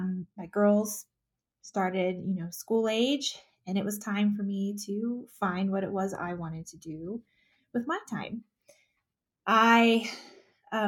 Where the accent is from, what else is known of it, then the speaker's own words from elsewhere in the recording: north of the Houston area, Texas, United States; moved away as an adult; now in Colorado Springs, United States; I grew up in Texas, just north of the Houston area.